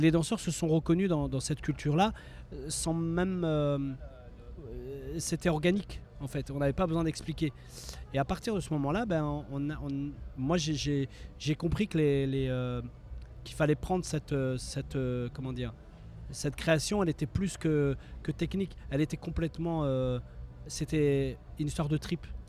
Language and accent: French; France; also born or lived in Morocco (origins); la danse hip-hop qu'on a, euh, nous, euh, rencontrées, vécues, avec laquelle on a grandi en France